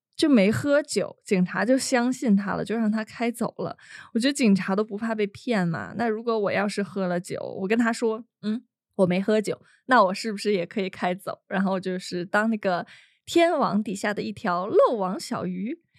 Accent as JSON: {"language": "Chinese", "country": "China", "said": "可能我说这个猎奇只是对于我们来自那个中国大陆的人来说，但对大家来说可能已经很习惯了。"}